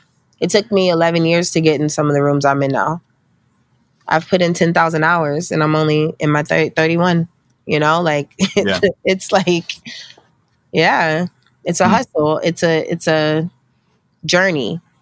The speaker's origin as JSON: {"language": "English", "town": "Pittsburgh", "region": "Pennsylvania", "country": "United States", "tie": "born or raised there", "also_born_or_lived": "Meridian, Mississippi / New Jersey", "said": "I was born in Meridian, Mississippi in 1988, and my mom was in the military, so she ended up getting stationed in New Jersey when I was three, and we moved there. And from there, when I was eight, she got stationed in Pittsburgh, and that's where I grew up"}